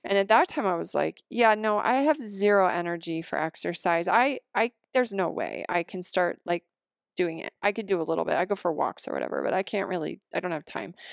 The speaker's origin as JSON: {"language": "English", "region": "the Rockies", "country": "United States", "tie": "born or raised there", "also_born_or_lived": "Seattle", "moved": "yes", "said": "I grew up here, I grew up in the Rockies"}